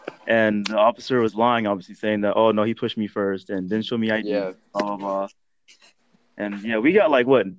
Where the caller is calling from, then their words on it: Antioch, California, United States; I'm live from Antioch.